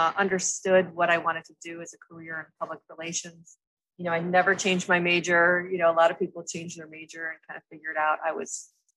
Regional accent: Toledo, Ohio, United States; I was raised in Toledo, Ohio, and by a single mother.

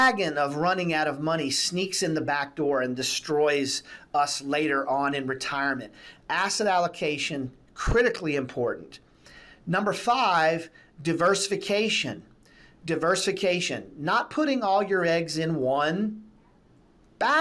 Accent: United States; We as the American citizens

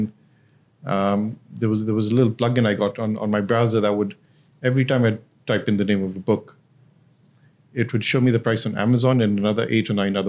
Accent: Hong Kong; now in Dubai, United Arab Emirates; I grew up in Hong Kong

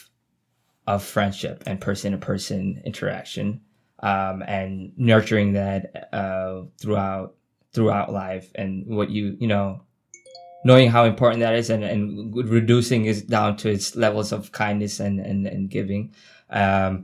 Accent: New York City, New York, United States; I'm from Queens Village

